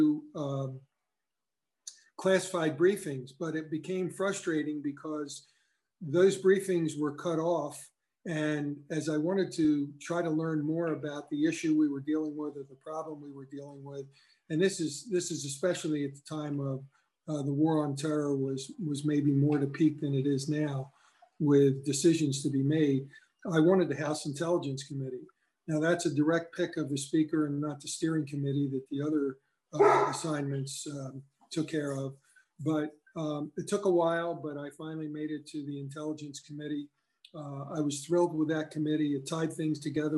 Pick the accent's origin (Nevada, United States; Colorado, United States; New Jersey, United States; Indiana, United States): New Jersey, United States; Cumberland County; I was from Cumberland County